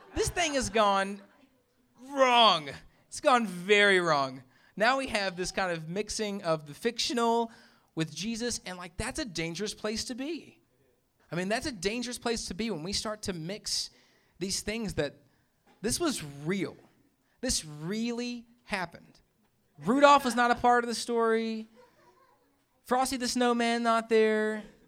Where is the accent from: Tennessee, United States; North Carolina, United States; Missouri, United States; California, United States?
Tennessee, United States; Memphis; moved away; I'm from Memphis